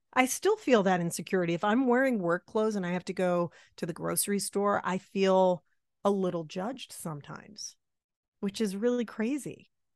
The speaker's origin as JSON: {"language": "English", "region": "Massachusetts", "country": "United States", "tie": "born or raised there", "said": "I grew up in Massachusetts"}